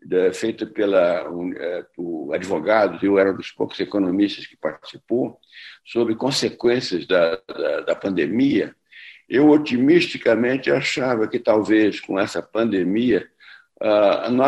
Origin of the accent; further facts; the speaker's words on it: Rio de Janeiro, Brazil; como carioca, eu, eu gosto muito